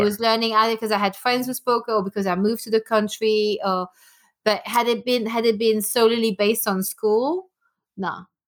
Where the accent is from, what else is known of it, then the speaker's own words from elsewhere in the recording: Belgium; first language French; English is a second language; moved away as an adult; also born or lived in Denmark / France / New York; now in England, United Kingdom; I was born in Belgium, uh, born and bred there, and I left when I was eighteen